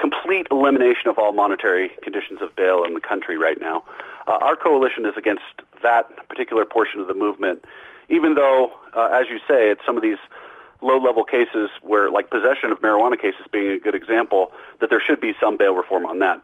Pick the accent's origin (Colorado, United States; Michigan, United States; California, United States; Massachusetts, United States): Colorado, United States; I live in my home state of Colorado